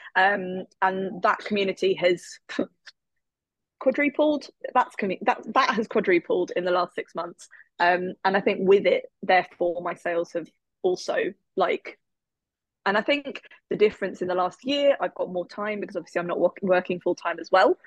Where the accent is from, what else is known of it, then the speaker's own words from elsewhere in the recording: England, United Kingdom; I am from England. I live in England